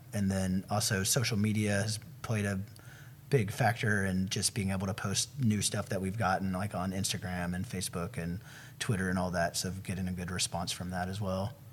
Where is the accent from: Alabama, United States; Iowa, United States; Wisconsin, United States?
Alabama, United States; Huntsville; I was born here in Huntsville